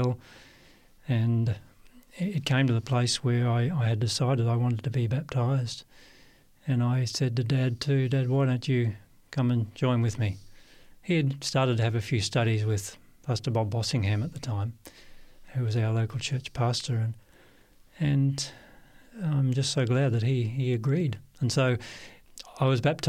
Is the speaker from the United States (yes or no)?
no; Perth, Western Australia, Australia; moved away as an adult; I was born, Barry, in Perth, Western Australia, and grew up there all my life until after high school